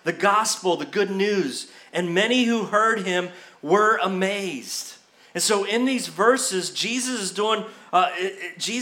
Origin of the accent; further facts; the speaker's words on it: Brandon, Florida, United States; my home church, the church I grew up in Brandon, Florida